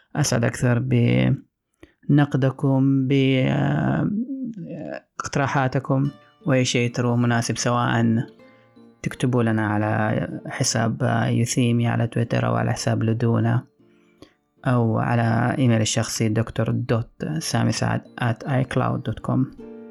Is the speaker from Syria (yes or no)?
no; Saudi Arabia; عندنا في السعوديه